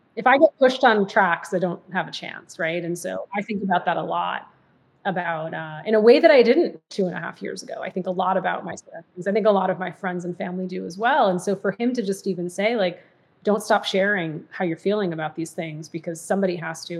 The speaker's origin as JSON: {"language": "English", "region": "Massachusetts", "country": "United States", "tie": "born or raised there", "also_born_or_lived": "Michigan / New Jersey", "moved": "yes", "said": "I was mostly raised in Massachusetts"}